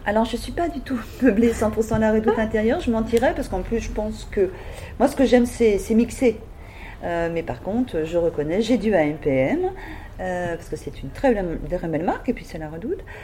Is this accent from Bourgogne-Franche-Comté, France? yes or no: no; Paris, Île-de-France, France; moved away as an adult; now in Nord, France; je suis parisienne, comme je te disais, de naissance. Je suis arrivée pour mes études textiles dans le Nord